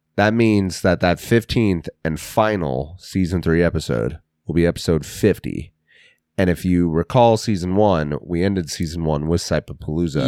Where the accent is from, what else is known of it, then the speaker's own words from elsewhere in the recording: Russell, Kansas, United States; We're from Kansas. Russell Rangers.